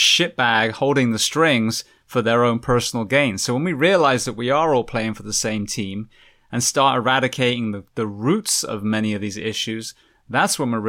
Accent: United Kingdom; I'm British, but I'm part Roman when they came and, you know, raped and pillaged my country, and I'm part Norwegian when they did, and part Danish

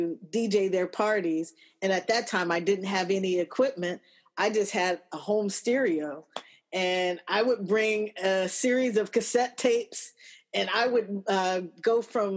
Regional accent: Los Angeles, California, United States; I'm from Los Angeles. I was born and raised

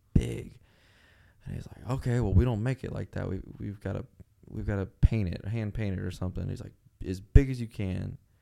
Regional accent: Mexico; moved away; I grew up in Mexico

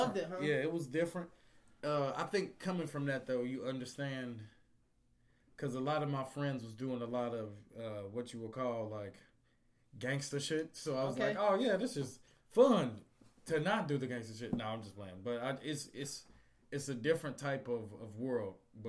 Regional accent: Gary, Indiana, United States; Gary, Indiana.

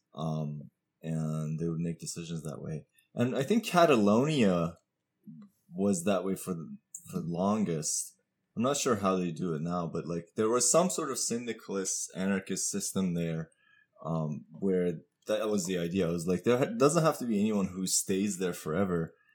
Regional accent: Iran; I'm from Iran.

